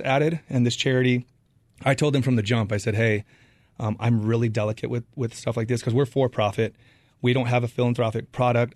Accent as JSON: {"language": "English", "region": "Arizona", "country": "United States", "tie": "born or raised there", "moved": "as an adult", "lives_now": "San Diego, United States", "said": "I grew up in Arizona, went to college here"}